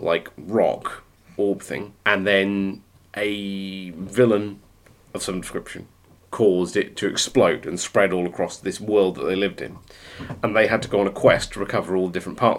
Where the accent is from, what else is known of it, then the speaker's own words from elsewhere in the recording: West Country, South West England, United Kingdom; growing up in the West Country in a rural setting